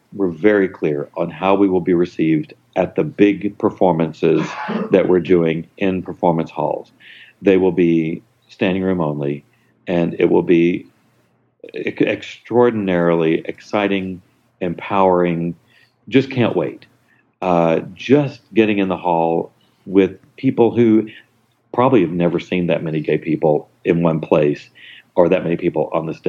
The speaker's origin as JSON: {"language": "English", "region": "the South", "country": "United States", "said": "I'm from the South"}